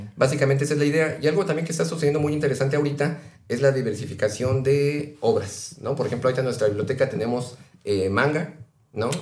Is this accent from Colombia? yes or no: no; Mexico City, Mexico; yo que vengo del centro de Ciudad de México